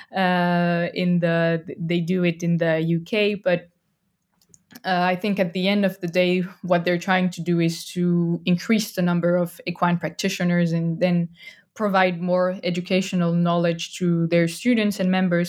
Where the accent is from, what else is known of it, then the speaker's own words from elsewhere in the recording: France; English is a second language; moved away as an adult; now in Estonia; I'm originally from France. I'm not Estonian.